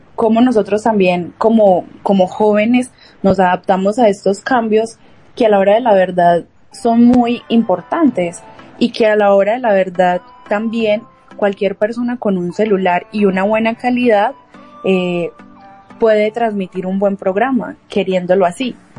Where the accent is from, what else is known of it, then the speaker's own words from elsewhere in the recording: Colombia; now in Peru; como colombianos